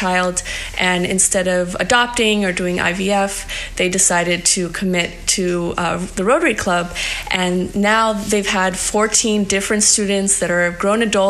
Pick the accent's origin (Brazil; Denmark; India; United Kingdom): Brazil; now in United States; I'm originally from Brazil